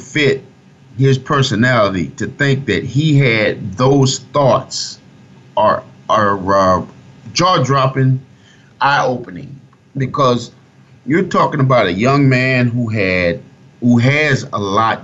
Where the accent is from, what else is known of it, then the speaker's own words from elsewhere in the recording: Fort Myers, Florida, United States; my hometown, I'm from Fort Myers, Florida. My high school in 92